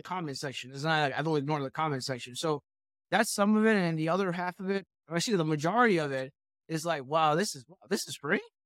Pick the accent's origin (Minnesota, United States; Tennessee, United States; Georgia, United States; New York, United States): New York, United States; I'm from New York, I went to Manhattan